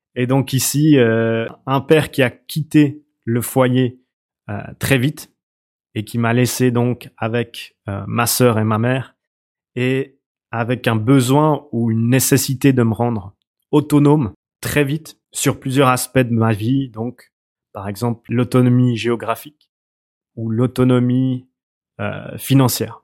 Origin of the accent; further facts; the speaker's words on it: Switzerland; je viens de, Suisse. Euh, ça s'entend peut-être d'ailleurs à mon accent